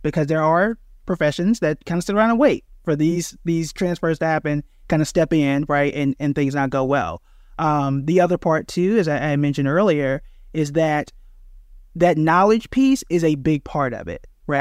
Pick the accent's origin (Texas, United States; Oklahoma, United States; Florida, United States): Oklahoma, United States; Tulsa; I'm born and raised in Tulsa, Oklahoma